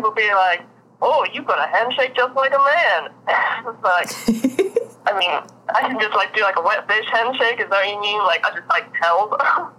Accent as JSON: {"language": "English", "town": "Austin", "region": "Texas", "country": "United States", "also_born_or_lived": "London", "said": "I've grown up in cities my whole life. Like I'm from London and Austin, Texas."}